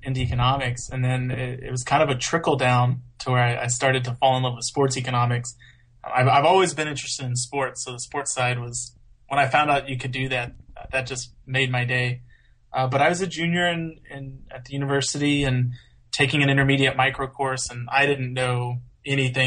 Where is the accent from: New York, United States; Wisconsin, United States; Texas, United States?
Texas, United States; Houston; also born or lived in Washington; now in Pennsylvania, United States; I grew up kind of near Houston